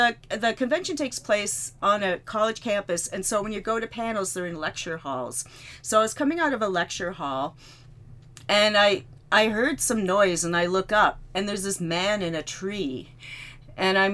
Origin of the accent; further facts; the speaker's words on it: Canada; I'm from Canada